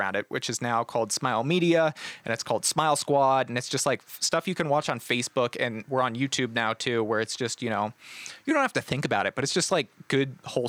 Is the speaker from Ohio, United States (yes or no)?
yes; Columbus, Ohio, United States; No, yeah. Columbus.